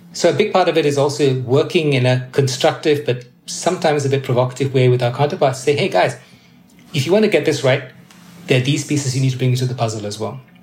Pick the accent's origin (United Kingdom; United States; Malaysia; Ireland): Malaysia; I was born and raised in Malaysia